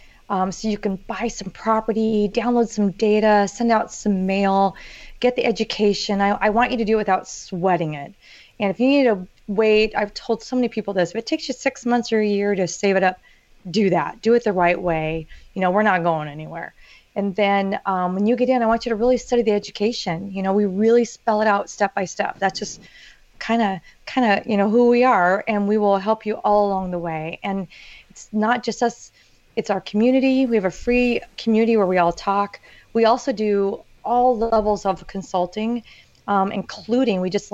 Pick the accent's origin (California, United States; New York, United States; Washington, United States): California, United States; Orange County; I grew up in Orange County, California